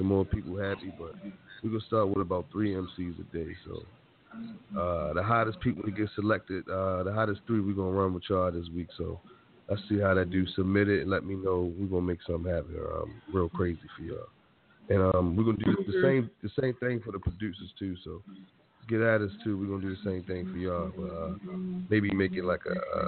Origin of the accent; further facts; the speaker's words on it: Baltimore, Maryland, United States; now in Las Vegas, United States; Born and raised in Baltimore. Let's be clear. West Side